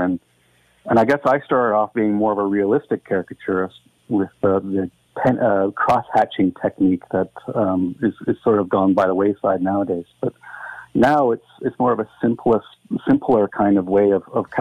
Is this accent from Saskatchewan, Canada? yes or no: no; Dundas, Ontario, Canada; I grew up in Dundas